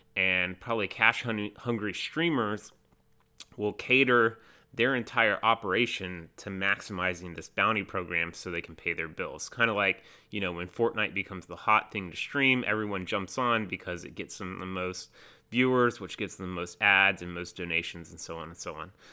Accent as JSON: {"language": "English", "region": "North Carolina", "country": "United States", "said": "I'm from North Carolina"}